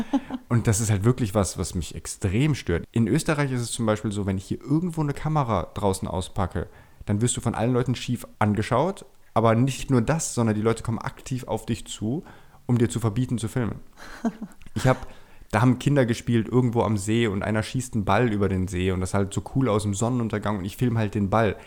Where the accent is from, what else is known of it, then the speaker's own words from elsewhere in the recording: Germany; moved away as an adult; now in Vienna, Austria; ich bin ja gebürtiger Deutscher, wie man wahrscheinlich hört, bin auch dort aufgewachsen, in der Schule gegangen